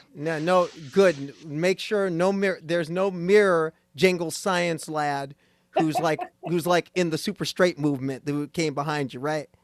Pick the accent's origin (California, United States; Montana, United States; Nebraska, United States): Nebraska, United States; moved away; That's my home state. That's my home state. Going home to Nebraska